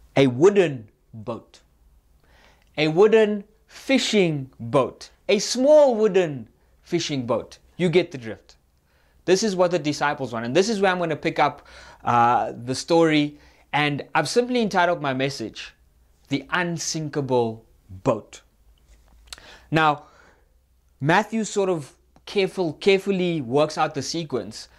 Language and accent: English; Cape Town, Western Cape, South Africa; now in Gauteng, South Africa; I'm from Cape Town. We don't get storms. It just rains